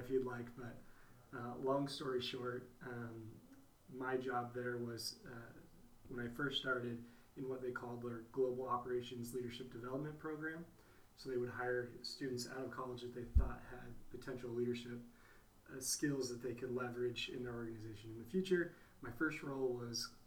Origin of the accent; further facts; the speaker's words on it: Phoenix, Arizona, United States; also born or lived in Idaho / Madagascar; I grew up here in Phoenix, Arizona